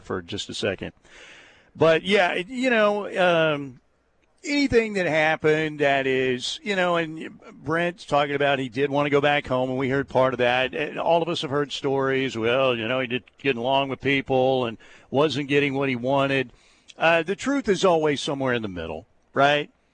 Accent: Norman, Oklahoma, United States; I'm born and raised in Norman

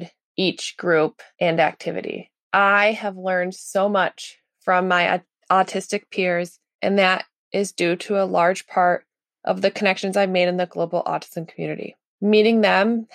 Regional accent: Massachusetts, United States; I am from Massachusetts in USA.

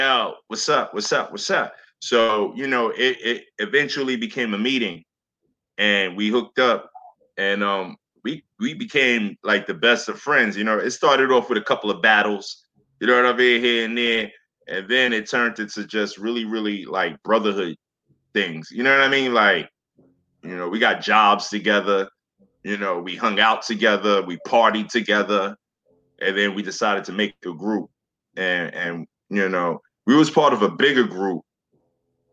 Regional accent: New York City, New York, United States; also born or lived in Staten Island; I came from Flatbush, Brooklyn. So, you know, we always had the Labor Day parade. We always had block parties. You know what I'm saying? And that was my youngest years.

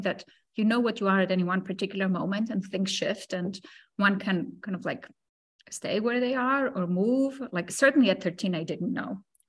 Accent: Greece; also born or lived in Cyprus; I grew up in Greece and I grew up in Cyprus. I grew up in both places, shuffling between the two.

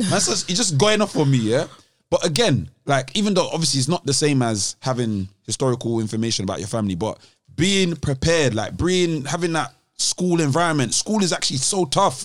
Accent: London, United Kingdom; being from London

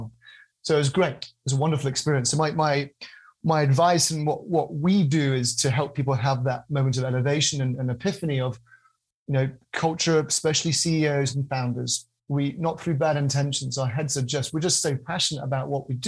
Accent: United Kingdom; I'm a British guy

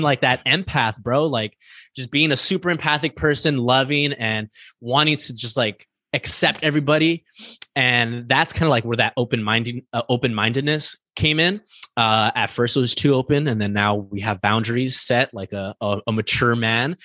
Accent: East Los Angeles, California, United States; I grew up in East Los Angeles

